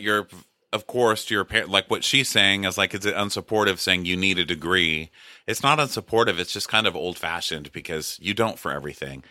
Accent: Texas, United States; I'm from Texas

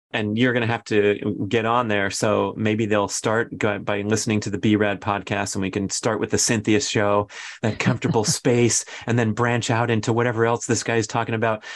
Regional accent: Los Angeles, California, United States; moved away; going back to my hometown

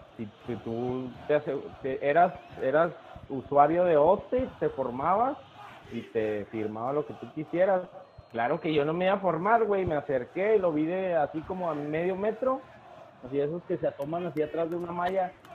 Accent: Mexico; la cultura como mexicanos que tenemos

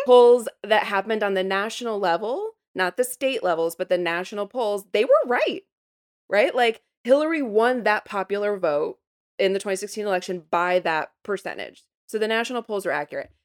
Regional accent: Midwest, United States; I'm from the Midwest

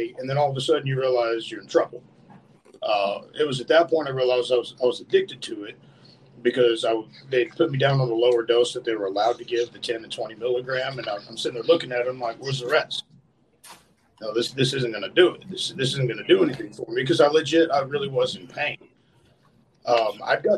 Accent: New Mexico, United States; I was born and raised in New Mexico

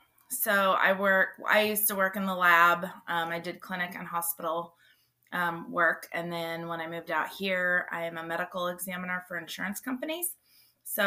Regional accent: 45 minutes southeast of San Francisco, California, United States; moved away as an adult; also born or lived in Denver, Colorado / Santa Barbara, California / Central Valley, California / Beloit, Kansas; now in Kansas City, United States; I grew up 45 minutes southeast of San Francisco. And then I moved down to Santa Barbara for school and lived there for a while, and then moved back up to the Central Valley and lived there for about 7 years

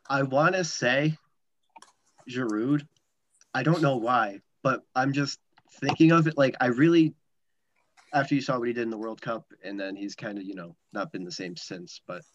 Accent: United States; as an American

